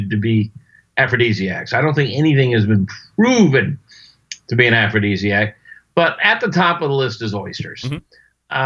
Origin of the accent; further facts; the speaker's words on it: Florida, United States; I was raised in Florida on both coasts, on the Atlantic coast and the Gulf coast